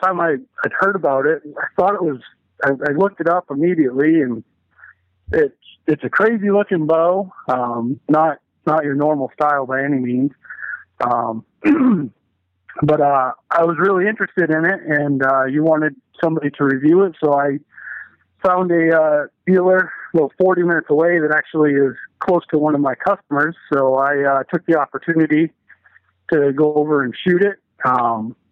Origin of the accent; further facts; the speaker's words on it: Maine, United States; now in Lansing, United States; I am from Lansing, Michigan, originally out of Maine